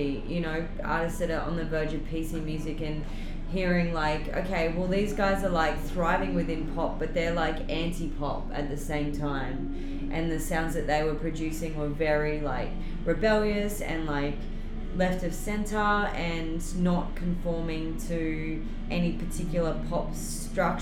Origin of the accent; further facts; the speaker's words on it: Bundaberg, Queensland, Australia; also born or lived in Brisbane / Ireland; now in Sydney, Australia; I live in Sydney, but I'm originally from a small country town in North Queensland called Bundaberg